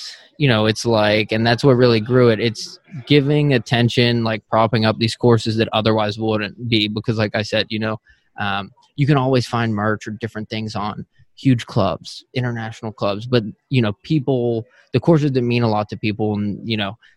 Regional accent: Oakmont, Pennsylvania, United States; moved away as an adult; also born or lived in Philadelphia; I'm originally from Pittsburgh and I literally grew up in Oakmont, Pennsylvania

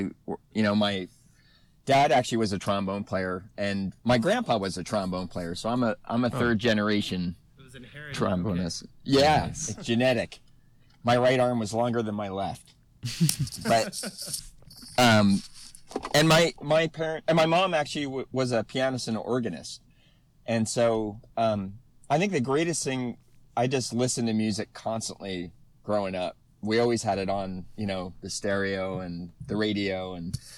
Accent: New Jersey, United States; I grew up in New Jersey

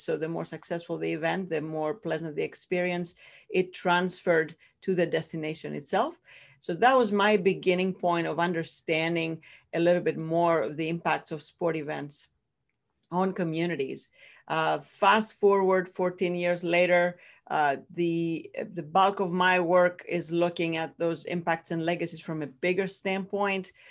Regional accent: Greece; accent: Greek; English is a second language; moved away as an adult; Greece, I'm from Greece originally. That's where the accent comes from

